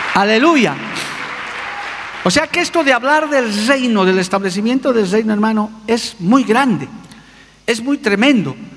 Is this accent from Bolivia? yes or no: yes; Bolivia; also born or lived in Cochabamba; yo soy boliviano, soy andino, todavía tengo algo de Aymara.